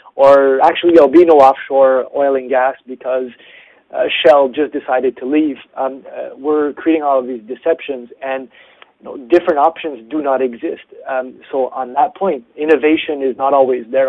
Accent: Canada; being Canadian, I work on uh, Canada defense and security issues

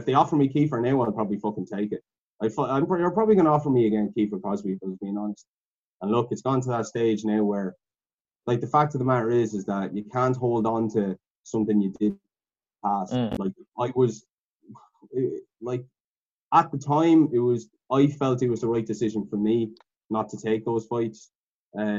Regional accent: Ireland; we're all from Ireland

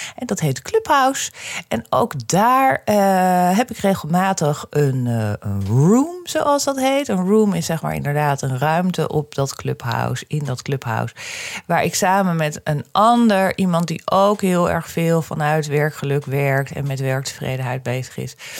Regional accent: Amsterdam, North Holland, Netherlands; ik kom uit Amsterdam

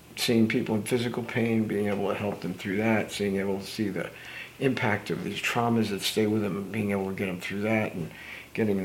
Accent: United States; the years I grew up in New Jersey and New York

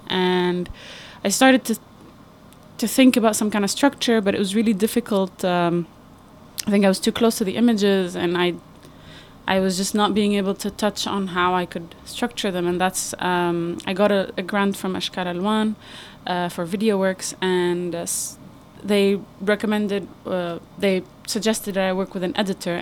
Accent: Beirut, Beirut Governorate, Lebanon; I'm from Beirut

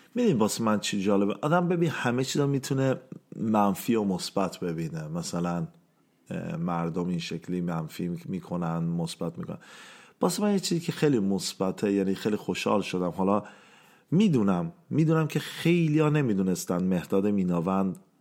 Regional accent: Iran; ما ایرانی ها

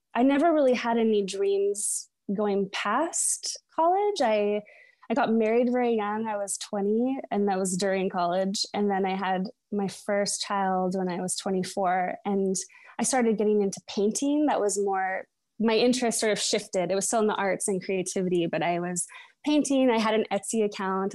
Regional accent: Edmonds, Washington, United States; also born or lived in Seattle; I was born in Seattle. I still live in Seattle. Um, but I was raised, um, in Edmonds, it's a little seatown about thirty minutes north of Seattle

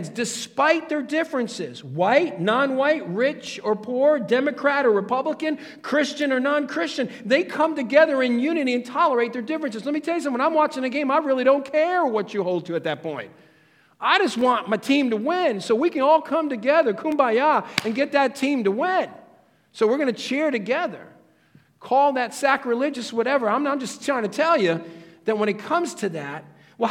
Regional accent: Stamford, Connecticut, United States; I came from Stamford, Connecticut

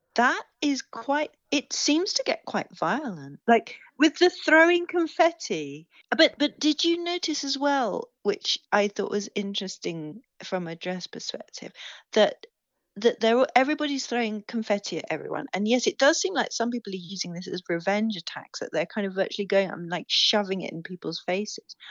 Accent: England, United Kingdom; I'm English

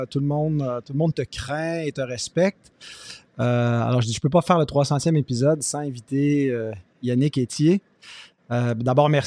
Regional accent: Quebec, Canada; accent: Québécois; c'est important aussi qu'on garde notre couleur québécoise, notre accent aussi. Je sais que le mien est un peu dilué. Dès qu'on me met un micro d'en face, je perds mon accent.

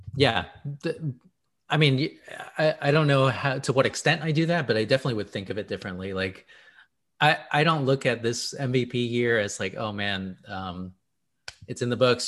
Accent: Houston, Texas, United States; I am from Houston

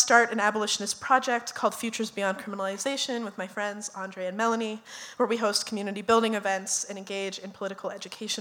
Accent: Minneapolis, Minnesota, United States; we are all from South Minneapolis. I'm the only one who didn't graduate from South because I betrayed my alma mater

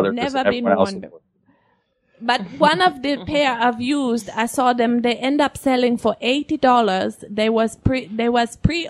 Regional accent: Germany; moved away; my trip home to Germany.

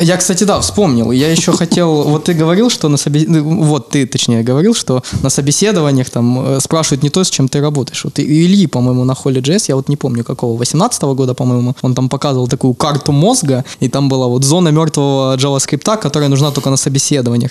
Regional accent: Ukraine; я украинец, потому что культура сформировалась украинская

